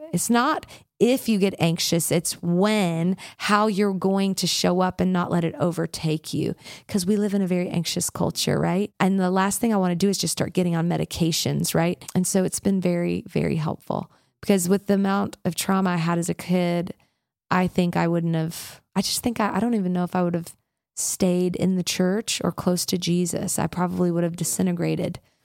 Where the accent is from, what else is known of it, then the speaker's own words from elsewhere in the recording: Memphis, Tennessee, United States; I grew up in the South, in the deep South, in Memphis, Tennessee